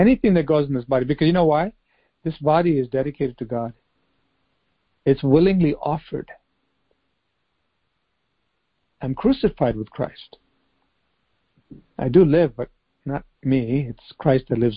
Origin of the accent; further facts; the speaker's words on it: United States; growing up in the United States.